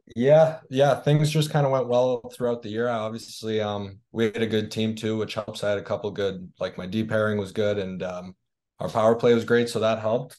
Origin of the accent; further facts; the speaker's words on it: Toronto, Ontario, Canada; I'm from Toronto